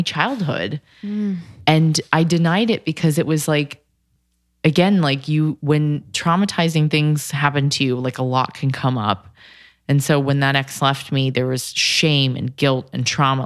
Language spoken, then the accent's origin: English; California, United States; I'm from Cali